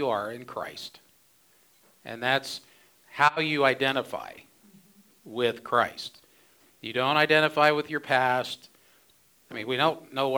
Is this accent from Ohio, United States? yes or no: yes; Ohio, United States; now in Phoenix, United States; I grew up in Ohio. I didn't know any better until I came to Phoenix